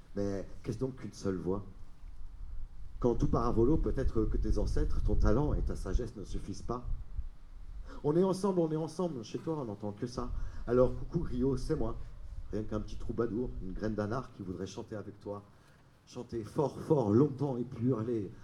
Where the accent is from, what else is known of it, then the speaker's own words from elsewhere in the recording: Paris, Île-de-France, France; moved away as an adult; j'ai grandi à Paris